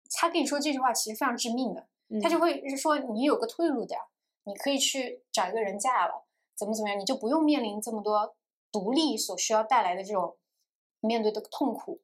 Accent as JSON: {"language": "Chinese", "town": "Chengdu", "region": "Sichuan", "country": "China", "tie": "born or raised there", "moved": "yes", "lives_now": "Shanghai, China", "said": "虽然我现在在上海，我的物理的身体是在这里嗯。，但我精神上仍然觉得我是成都人，成都嗯才是我家乡"}